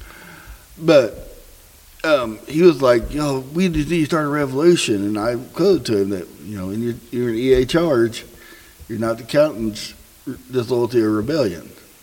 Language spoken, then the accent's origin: English; Southern Indiana, United States; We're hillbillies from Southern Indiana.